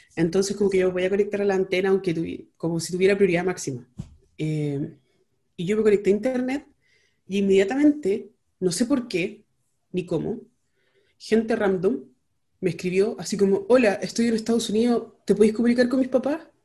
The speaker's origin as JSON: {"language": "Spanish", "country": "Chile", "said": "somos chilenos, que, somos latinos"}